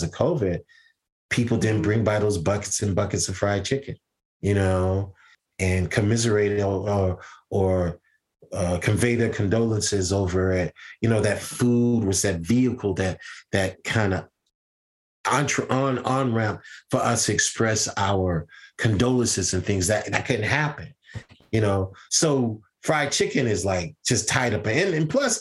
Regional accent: Deep South, United States; I'm from the South. I'm from the deep, deep South.

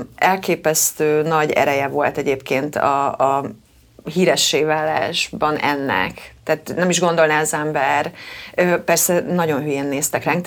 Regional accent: Kecskemét, Bács-Kiskun, Hungary

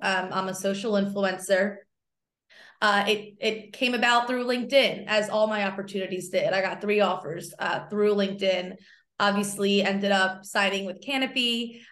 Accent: outside of Philadelphia, Pennsylvania, United States; I grew up outside of Philly, so, uh, everyone I went to school with rooted for the Eagles and the Phillies

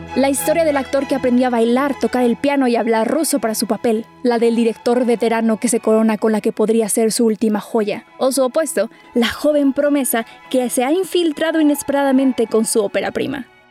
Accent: Mexico; como mexicanos o latinos

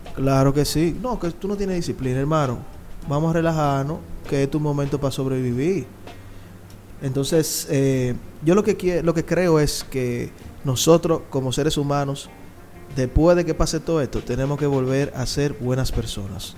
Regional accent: Santo Domingo Este, Distrito Nacional, Dominican Republic; Yo vengo de Lomina

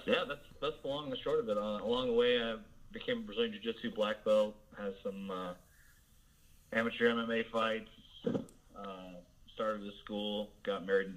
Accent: Southern Illinois, United States; I am a Southern Illinois boy, born and bred.

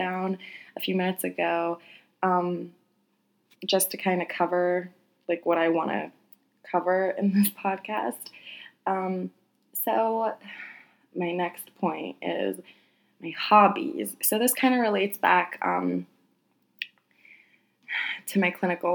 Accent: United States; I am very Polish, although I was born and raised in America

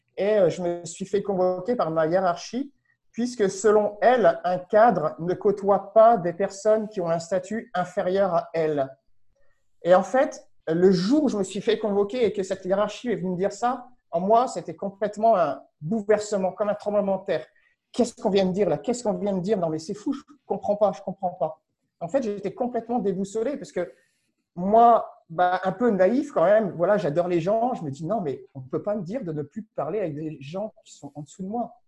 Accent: France; moved away as an adult; also born or lived in Paris; je ne suis pas canadien, je ne suis pas québécois, j'ai aucune résidence, j'ai aucun papier canadien, je suis français

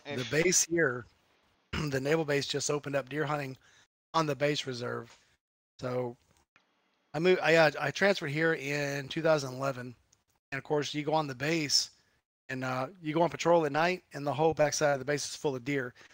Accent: Gulf of Mexico, Gulf Coast, United States; moved away; I grew up down on the Gulf of Mexico

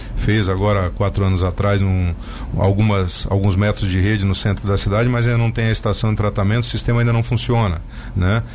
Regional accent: Tubarão, Santa Catarina, Brazil; como cidadão tubaronense, que sou, porque eu nasci aqui em Tubarão

